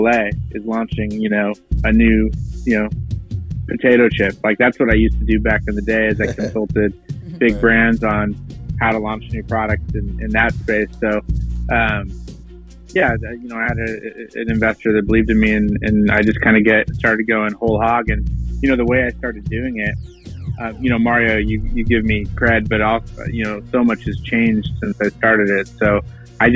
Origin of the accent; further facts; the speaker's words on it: Washington, United States; moved away as an adult; also born or lived in Seattle, Washington / Los Angeles, California; now in New York, United States; I grew up in Washington State